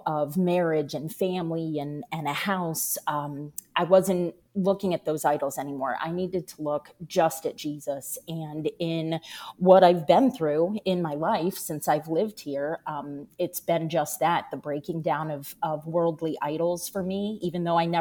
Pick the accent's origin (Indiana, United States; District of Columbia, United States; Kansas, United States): District of Columbia, United States; Washington; moved away as an adult; now in Jacksonville, United States; I now live in Jacksonville, Florida. I grew up in Washington, D.C.